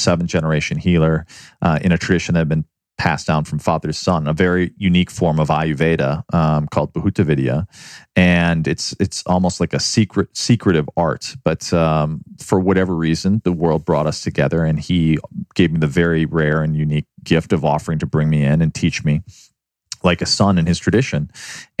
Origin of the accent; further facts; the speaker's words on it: Chicago, Illinois, United States; also born or lived in New York City; now in Los Angeles, United States; I grew up in Chicago